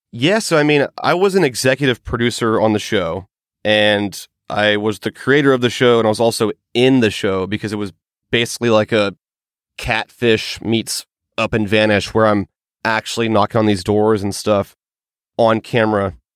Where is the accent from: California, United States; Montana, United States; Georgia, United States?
Georgia, United States; in my home state, which is Georgia